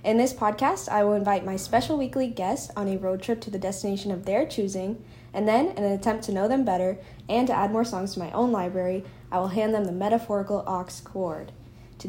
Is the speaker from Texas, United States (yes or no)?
yes; Dallas, Texas, United States; We're both from Dallas